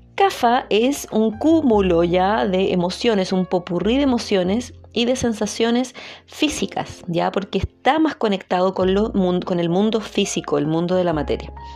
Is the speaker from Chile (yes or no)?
yes; Chile; soy chilena, entonces tendemos a no pronunciar mucho todas las palabras y hablar un poquito rápido